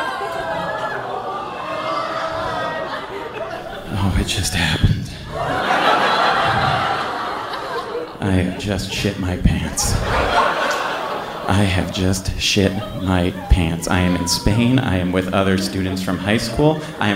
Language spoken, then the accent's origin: English; United States; We're from the States